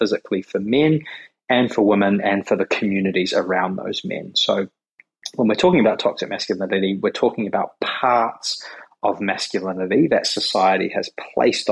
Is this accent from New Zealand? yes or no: yes; New Zealand; also born or lived in Australia; now in Sydney, Australia; in New Zealand where I grew up